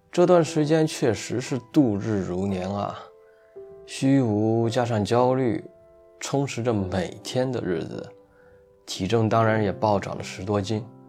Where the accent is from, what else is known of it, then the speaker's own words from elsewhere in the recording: Shandong, China; 作为一名土生土长的山东人